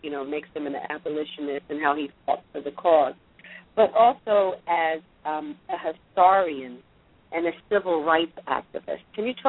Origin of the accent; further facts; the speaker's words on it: Philadelphia, Pennsylvania, United States; I'm from Philadelphia myself